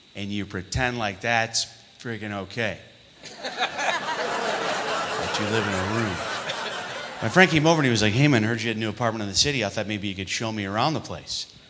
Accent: New York, United States; moved away; I'm from New York

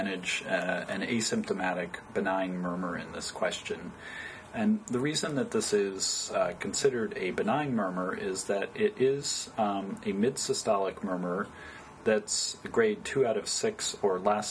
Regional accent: Poughkeepsie, New York, United States; moved away as an adult; also born or lived in Binghamton, New York / Oberlin, Ohio / Cleveland, Ohio; now in California, United States; I originally grew up in upstate New York. I was born in western New York State in Binghamton, New York, and then we moved further downstate to Poughkeepsie, New York.

